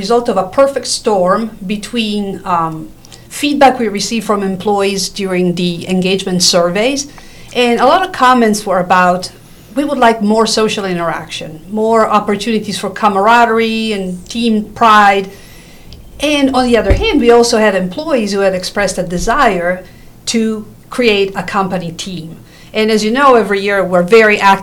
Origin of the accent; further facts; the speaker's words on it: Italy; moved away; I was raised in Italy. My dad worked with the Juventus football club in Turin, Italy